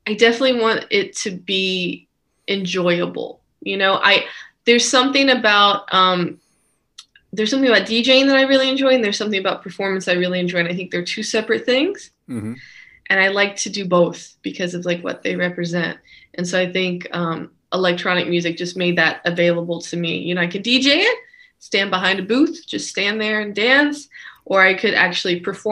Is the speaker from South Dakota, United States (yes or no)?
no; Rock, West Virginia, United States; also born or lived in Boston / New York / San Francisco; now in Los Angeles, United States; I'm originally from Rock, West Virginia. So I'm from a fairly rural area.